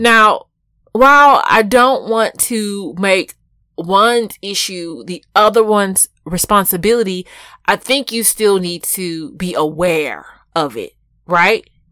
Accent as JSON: {"language": "English", "town": "Houston", "region": "Texas", "country": "United States", "said": "I'm from Houston."}